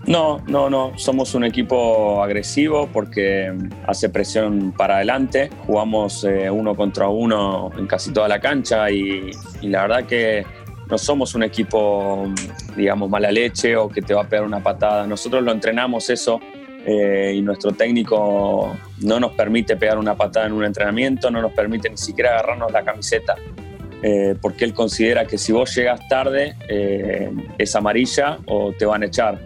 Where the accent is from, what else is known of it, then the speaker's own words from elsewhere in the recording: Argentina; moved away; como argentino